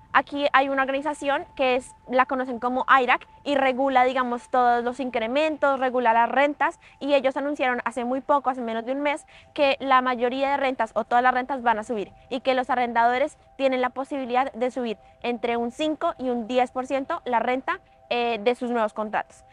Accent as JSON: {"language": "Spanish", "country": "Colombia", "also_born_or_lived": "Prince Edward Island, Canada", "moved": "as an adult", "lives_now": "Canada", "said": "yo soy una colombiana en Canadá"}